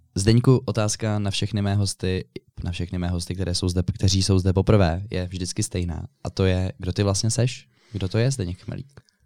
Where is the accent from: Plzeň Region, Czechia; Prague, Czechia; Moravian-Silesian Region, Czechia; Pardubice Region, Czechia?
Prague, Czechia; Já jsem rodilý Pražák